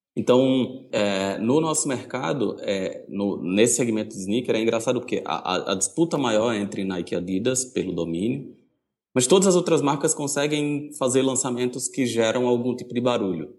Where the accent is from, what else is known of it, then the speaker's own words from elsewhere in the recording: Recife, Pernambuco, Brazil; moved away as an adult; now in São Paulo, Brazil; Eu sou de Recife